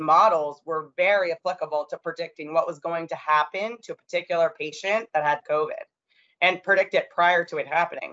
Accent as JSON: {"language": "English", "region": "Maine", "country": "United States", "tie": "born or raised there", "moved": "yes", "lives_now": "New York, United States", "said": "I grew up in Maine, actually. So I'm from there."}